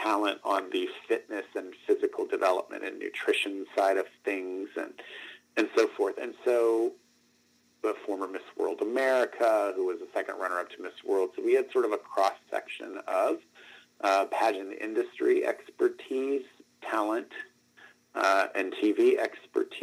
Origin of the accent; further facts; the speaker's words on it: Northeast Ohio, United States; moved away; also born or lived in Miami, Florida; I'm from Miami, Florida, originally, grew up in Northeast Ohio, but was born in Southeast Florida